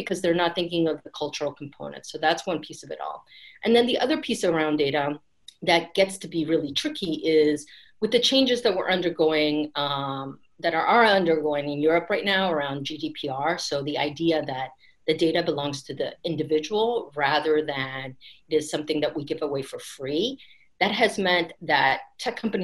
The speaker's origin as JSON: {"language": "English", "area": "Bay Area", "region": "California", "country": "United States", "tie": "born or raised there", "said": "I grew up in the Bay Area."}